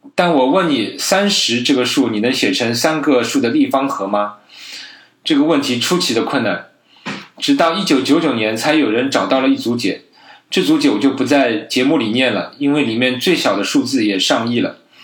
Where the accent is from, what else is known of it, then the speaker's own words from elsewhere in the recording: China; 我们中国人